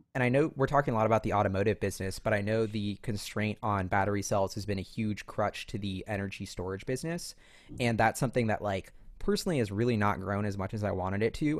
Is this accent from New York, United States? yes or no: yes; New York, United States; I'm a New Yorker who walks everywhere